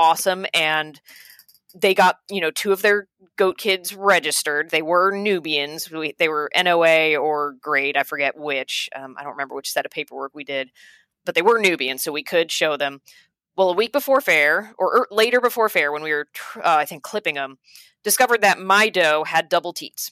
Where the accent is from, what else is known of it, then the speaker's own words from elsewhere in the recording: Dutchess County, New York, United States; I'm from Dutchess County, where John is from.